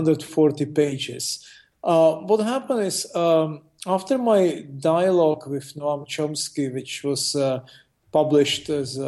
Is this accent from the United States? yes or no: no; Russia; born there; I was born in Russia. I'm a naturalized U.S. citizen. I live in Asia and in the Middle East.